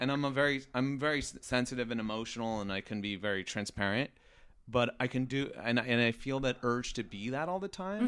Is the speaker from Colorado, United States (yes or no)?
no; Riverside, California, United States; moved away as an adult; now in Los Angeles, United States; I grew up in Riverside